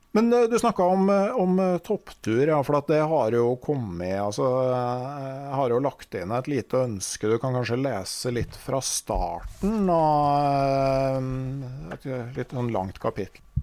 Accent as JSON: {"language": "Norwegian", "region": "Innlandet", "country": "Norway", "said": "der jeg kommer fra, på Innlandet"}